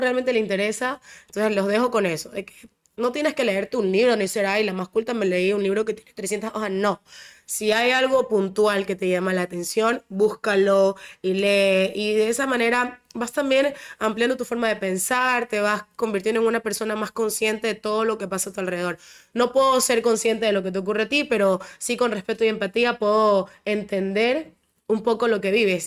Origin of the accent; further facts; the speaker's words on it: Ecuador; yo soy bien ecuatoriana